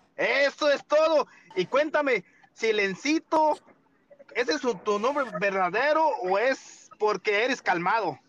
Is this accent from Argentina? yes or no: no; Guanajuato, Mexico; moved away as an adult; now in California, United States; yo soy de Guanajuato, pero ya estoy casi, casi de seis años aquí, aquí en California